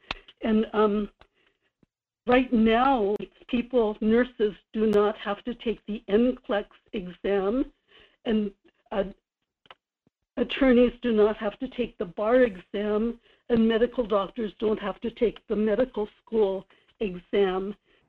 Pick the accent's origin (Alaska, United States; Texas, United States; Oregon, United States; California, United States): Alaska, United States; Kodiak; Michael, this is … in Kodiak. I'm from Kodiak to Glowat.